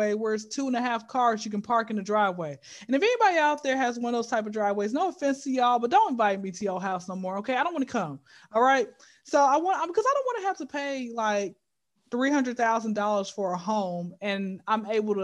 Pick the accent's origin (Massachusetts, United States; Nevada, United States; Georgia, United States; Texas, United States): Georgia, United States; Atlanta; I've been in Atlanta since I was zero